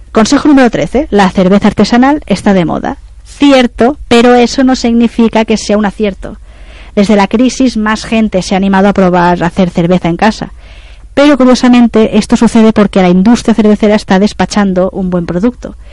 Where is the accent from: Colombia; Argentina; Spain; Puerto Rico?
Spain; Esa mm. es otra leyenda. Somos eh